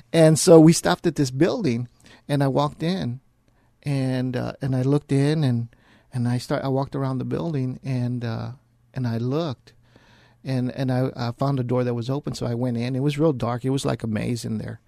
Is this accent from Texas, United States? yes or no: yes; San Antonio, Texas, United States; born and raised here in San Antonio. Uh, I was raised here on the west side of San Antonio